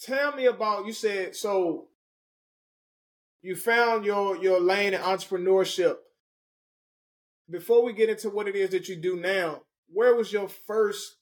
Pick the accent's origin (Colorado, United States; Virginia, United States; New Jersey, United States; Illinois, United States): Virginia, United States; Richmond; I'm from Richmond, Virginia